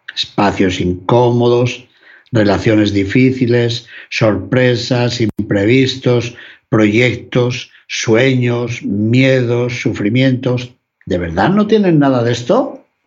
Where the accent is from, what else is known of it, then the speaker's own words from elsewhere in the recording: León, Castile and León, Spain; Por mi ciudad natal, por mi ciudad de León